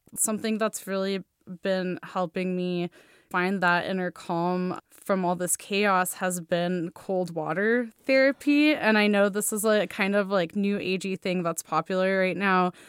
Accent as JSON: {"language": "English", "country": "Russia", "tie": "born or raised there", "moved": "yes", "said": "growing up in Russia"}